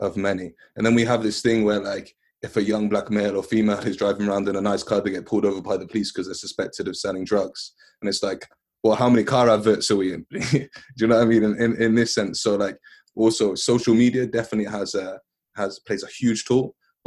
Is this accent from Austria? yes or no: no; West Midlands, United Kingdom; also born or lived in London; I grew up in the West Midlands. I was born in London. I moved to West Midlands when I was like 4.